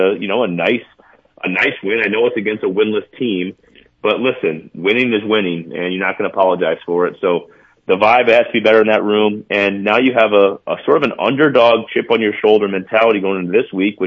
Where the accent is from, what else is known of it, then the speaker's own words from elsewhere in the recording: Mount Vernon, South Dakota, United States; moved away as an adult; now in Minnesota, United States; I'll always be a South Dakotan.